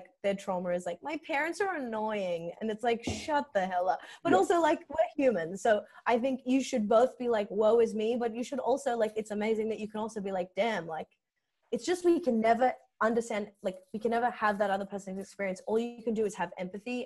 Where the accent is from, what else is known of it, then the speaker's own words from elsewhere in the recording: Sydney, New South Wales, Australia; I grew up in Strathfield